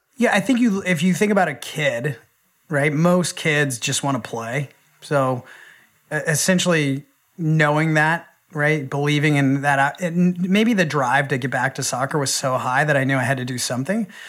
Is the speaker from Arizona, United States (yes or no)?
yes; Phoenix, Arizona, United States; moved away as an adult; now in San Diego, United States; I grew up in Phoenix, Arizona